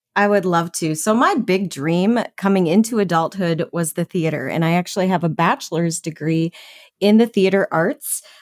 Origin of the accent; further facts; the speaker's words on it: Minnesota, United States; I was born and raised in Minnesota